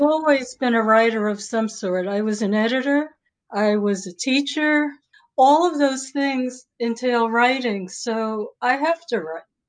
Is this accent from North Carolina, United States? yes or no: no; New York City, New York, United States; also born or lived in Maryland / Boulder, Colorado / Boston area; now in Seattle, United States; I grew up in New York City and I lived in the Bronx and Harlem and Greenwich Village